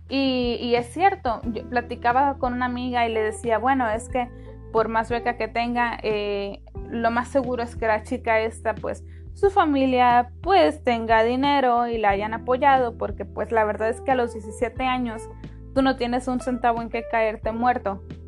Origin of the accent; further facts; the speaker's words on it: Mexico; México, ¿no? Bueno, de nuestro país